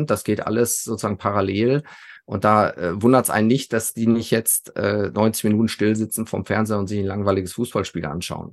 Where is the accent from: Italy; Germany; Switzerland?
Germany; Sauerland, North Rhine-Westphalia; als Junge aus dem Sauerland